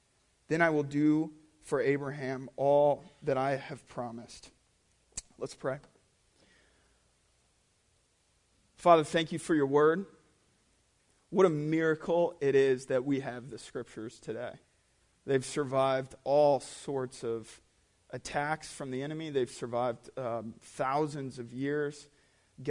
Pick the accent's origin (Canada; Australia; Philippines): Philippines; Cagayan de Oro; So when I was growing up in the Philippines, all the Filipinos that I grew up around called my dad Coach.